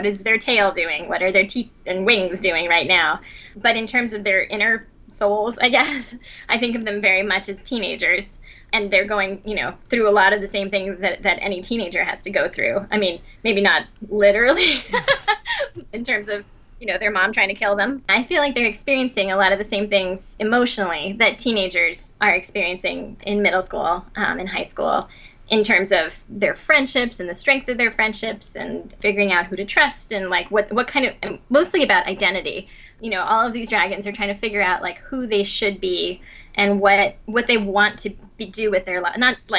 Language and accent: English; Asunción, Paraguay; also born or lived in Venezuela; But no, I was born in Venezuela, and we moved several times, but most of my childhood was spent in Paraguay, in Asuncion.